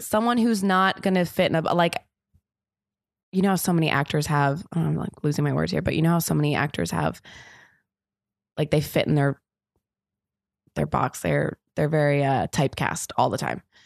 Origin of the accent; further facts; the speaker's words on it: Los Angeles, California, United States; moved away as an adult; also born or lived in London / New York; now in Los Angeles, United States; I'm from Los Angeles originally, and then I moved to London when I was eighteen